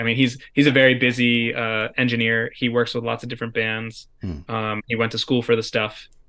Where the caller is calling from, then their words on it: New York, United States; because I'm calling in from New York, the woods of mid-state New York.